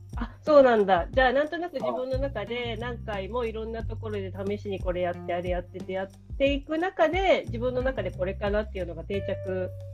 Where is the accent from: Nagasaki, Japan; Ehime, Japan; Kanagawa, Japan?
Ehime, Japan; 私の地元の愛媛